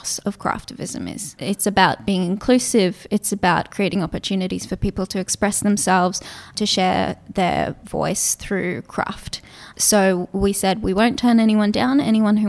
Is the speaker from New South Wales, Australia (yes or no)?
no; Gold Coast, Queensland, Australia; English is a second language; also born or lived in Israel; we moved over to Australia as a family in 1996 when I was 8 years old